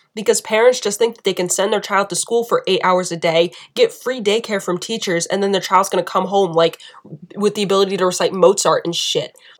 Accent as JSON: {"language": "English", "country": "United States", "said": "being an American"}